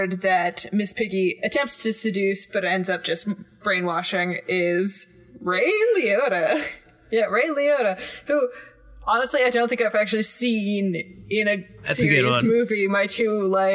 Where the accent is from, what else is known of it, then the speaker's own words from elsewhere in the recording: Canada; accent: Canadian; We are Canadian, in case you didn't mention that, or our accents don't give us away.